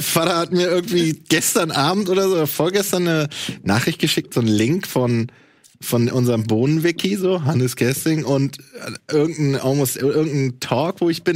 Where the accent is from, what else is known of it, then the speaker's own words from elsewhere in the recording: East Germany, Germany; dass ich Ossi bin